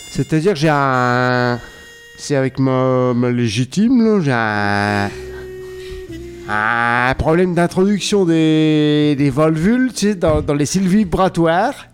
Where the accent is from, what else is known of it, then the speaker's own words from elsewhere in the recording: Hauts-de-France, France; ah, mais pas du tout, je suis de la Picardie.